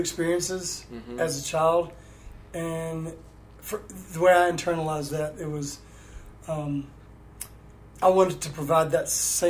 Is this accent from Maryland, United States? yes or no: no; Jackson, Mississippi, United States; I grew up in Jackson, Mississippi.